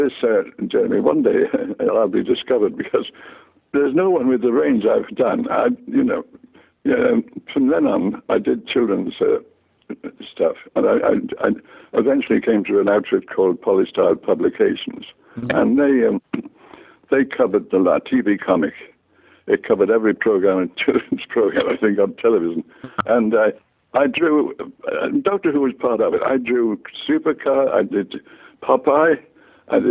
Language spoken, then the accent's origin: English; Liverpool, North West England, United Kingdom; I was born in Liverpool in 1922.